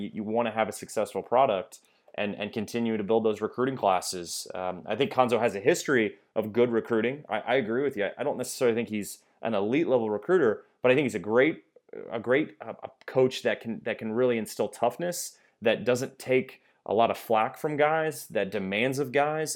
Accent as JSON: {"language": "English", "town": "Kansas City", "country": "United States", "said": "I'm from Kansas City, I live in Kansas City"}